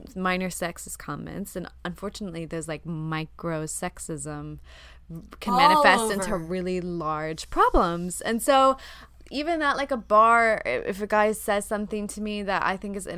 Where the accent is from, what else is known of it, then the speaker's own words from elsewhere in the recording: the South, United States; I'm from the South